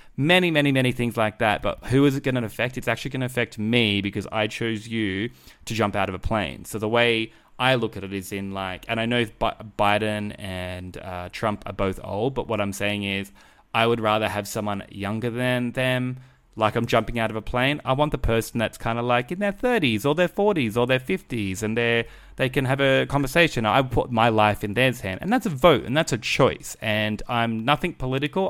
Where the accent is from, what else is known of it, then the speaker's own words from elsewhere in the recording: Australia; I'm Australian